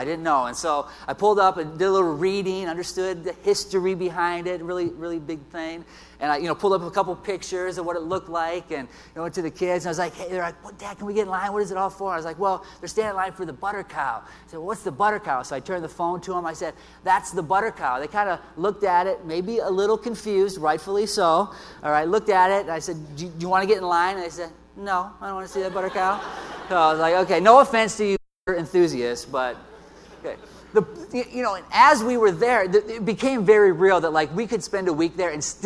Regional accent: Iowa, United States; I'm from Iowa. I've lived here my entire life

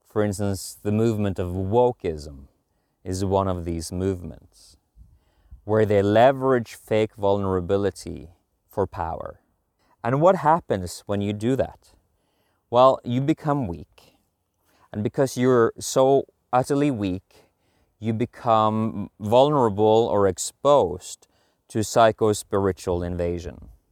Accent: Norway; now in Sweden; I'm from Norway

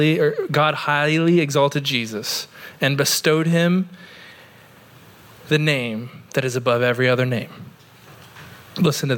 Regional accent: Oregon, United States; now in St. Augustine, United States; I grew up in Oregon in the mountains

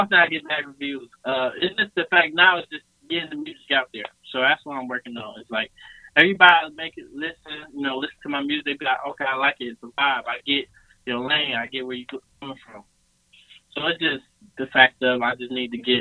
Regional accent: Mount Clemens, Michigan, United States; now in Atlanta, United States; The suburbs of Detroit. I'm from Mount Clemens

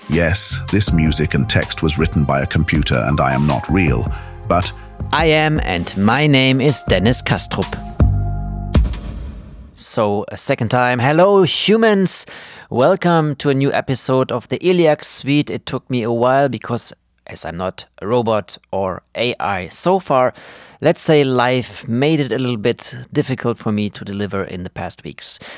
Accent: Germany; born there; born in Germany and speak fluent German. I even considered doing the podcast in German at first

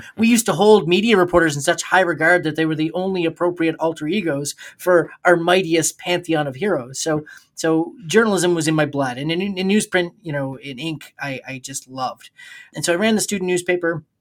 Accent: New Brunswick, Canada; when I was in high school in, uh, in New Brunswick

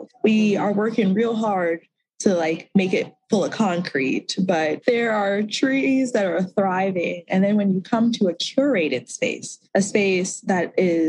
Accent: DC area, Mid-Atlantic, District of Columbia, United States; I grew up in the Mid-Atlantic in the DC area

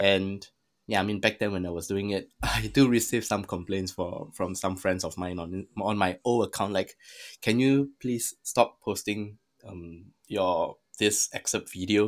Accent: Singapore; I'm Singaporean. I'm, I was born in Singapore

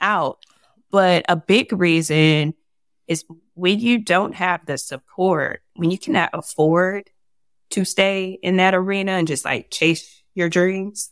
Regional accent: Fayetteville, North Carolina, United States; now in Atlanta, United States; Fort Bragg and Fayetteville, my, my hometown

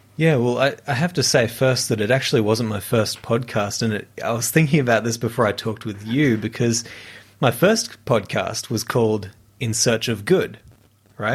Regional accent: near Brisbane, Queensland, Australia; I was studying music, um, at the conservatorium in, in Brisbane, uh, near, near my hometown

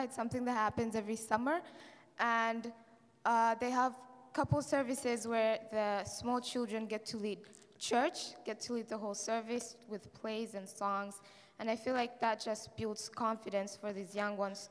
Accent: Rwanda; also born or lived in Kigali; I'm from Rwanda, and I go to a church called Christian Life Assembly in Rwanda, in Kigali, the city. I grew up in a Christian family

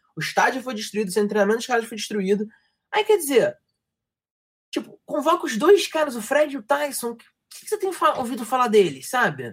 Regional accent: Rio de Janeiro, Brazil; accent: carioca; meu sotaque é o sotaque estereótipo do carioca

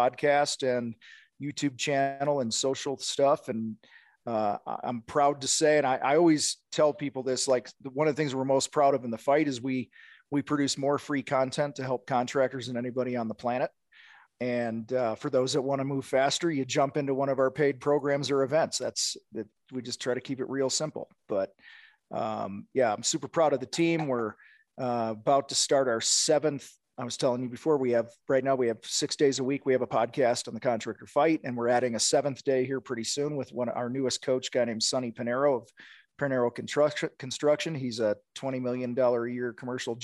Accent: Wheaton, Illinois, United States; I grew up in Wheaton, Illinois

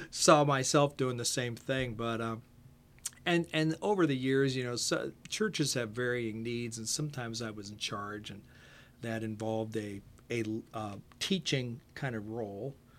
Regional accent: Canton, Ohio, United States; now in Winchester; I grew up in Ohio. Uh, spent, uh, my first eighteen years in Canton, Ohio

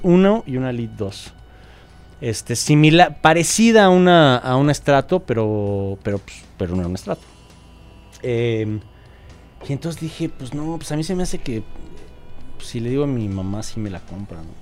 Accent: Mexico City, Mexico; also born or lived in California, United States; soy de la Ciudad de México

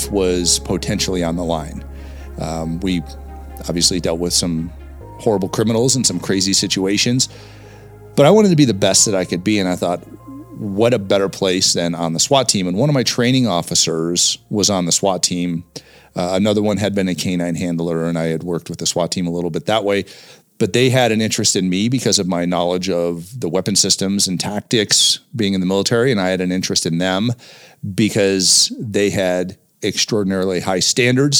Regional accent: Englewood, Colorado, United States; also born or lived in Ohio; we ended up in Inglewood, Colorado, just south of Denver, where I grew up.

